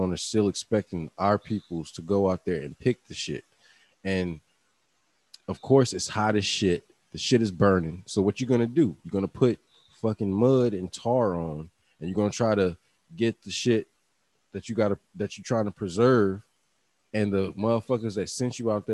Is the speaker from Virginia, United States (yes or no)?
yes; Virginia, United States; I'm from Virginia